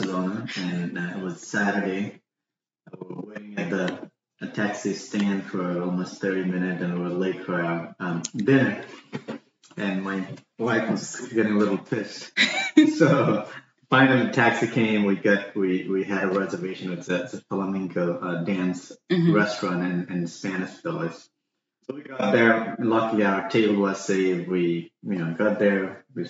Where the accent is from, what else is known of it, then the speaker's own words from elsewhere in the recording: Nepal; moved away as an adult; also born or lived in Singapore / Canada; now in Baltimore, United States; I was born in Nepal. It's all the way in where Mount Everest is, between India and China. And I left Nepal when I was 19